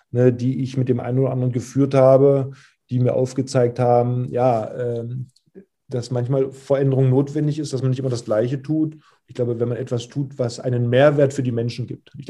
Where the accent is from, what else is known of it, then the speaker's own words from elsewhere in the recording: Magdeburg, Saxony-Anhalt, Germany; moved away as an adult; now in Kiel, Germany; Ich bin ja gebürtiger Magdeburger, war zu der Zeit Kapitän, Führungsspieler in der Mannschaft.